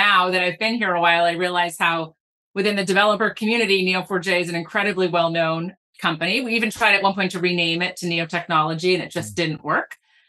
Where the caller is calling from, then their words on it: Boston, Massachusetts, United States; I'm in Boston, Massachusetts, where it's 87 degrees in October.